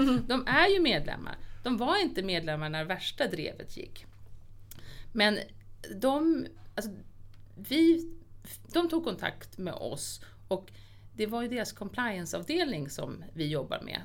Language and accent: Swedish; Lidingö, Stockholm County, Sweden; Jag är så uppvuxen på Lidingö